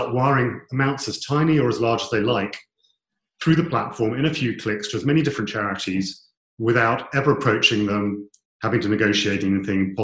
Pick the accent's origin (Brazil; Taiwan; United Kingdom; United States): United Kingdom; we're British